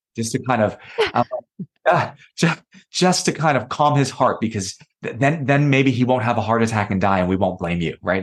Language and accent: English; New York City, New York, United States; I was born in New York City, and my parents came from communist China